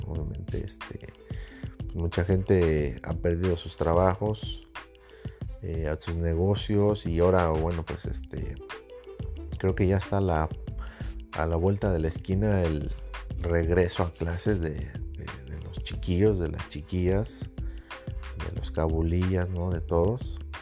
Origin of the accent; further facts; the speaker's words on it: Mexico; México, en mi país